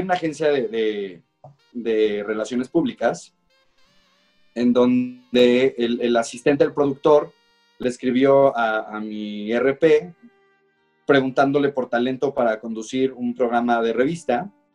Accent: León, Guanajuato, Mexico; crecí en León

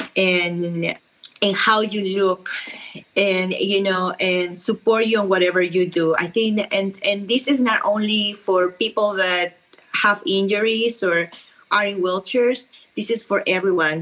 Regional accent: Peru; accent: South American; English is a second language; moved away as an adult; also born or lived in Lima, Peru; now in Dallas, United States; I am from Peru, so my accent is very strong

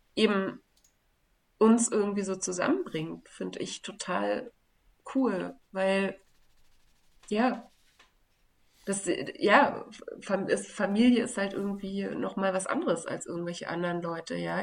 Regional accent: Berlin, Germany; moved away as an adult; also born or lived in Belgium / Istanbul (family roots); ich dachte ja, ich bin dann wieder in meiner Heimat

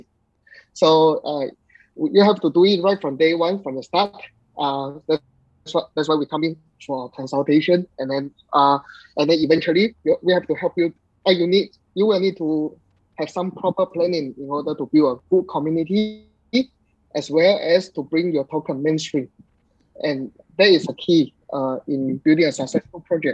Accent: Singapore; now in Vietnam; I'm currently in Vietnam, but I'm from Singapore.

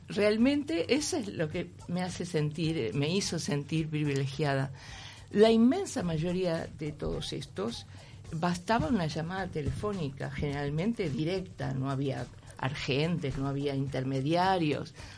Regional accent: Uruguay; moved away as an adult; also born or lived in Madrid, Spain; soy uruguaya

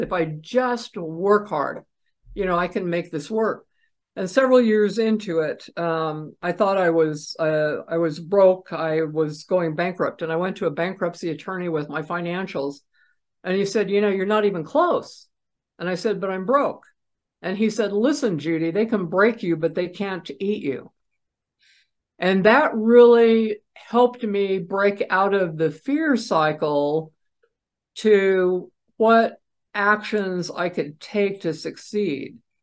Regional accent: Idaho, United States; idaho plates which is where i was raised after my dad retired from the military

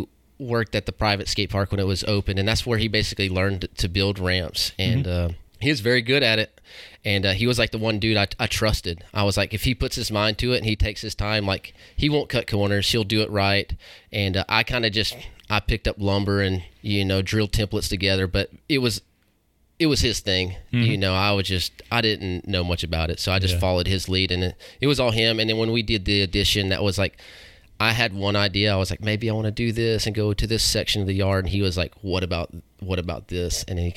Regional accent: Waynesville, North Carolina, United States; Yeah, I grew up like in Waynesville.

